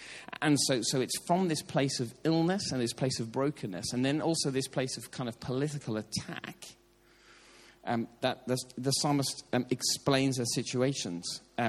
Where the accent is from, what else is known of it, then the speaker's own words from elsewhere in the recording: Ireland; As an Irishman, I can sort of, like, with what's happening in politics in Northern Ireland at the moment